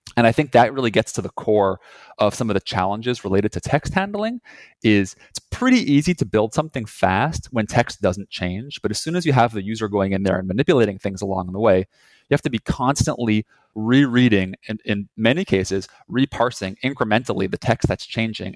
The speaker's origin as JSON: {"language": "English", "town": "Montreal", "region": "Quebec", "country": "Canada", "also_born_or_lived": "Boston", "moved": "as an adult", "lives_now": "Montreal, Canada", "said": "we're both originally from Montreal, Canada"}